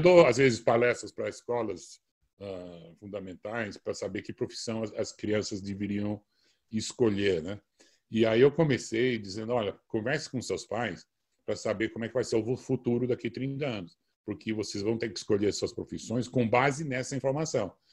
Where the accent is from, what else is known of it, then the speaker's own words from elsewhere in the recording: Brazil; eu sou brasileiro nato, sim, uh, nasci no Hospital Samaritano.